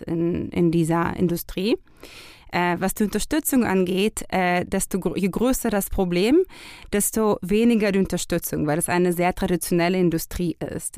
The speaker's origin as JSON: {"language": "German", "country": "Israel", "moved": "yes", "lives_now": "Germany", "said": "wir kommen ja aus Israel."}